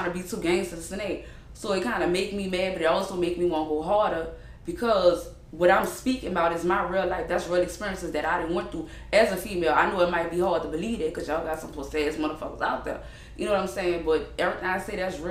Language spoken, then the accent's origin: English; New Orleans, Louisiana, United States; accent: New Orleans; now in Houston, United States; I'm from New Orleans, out the east, before Katrina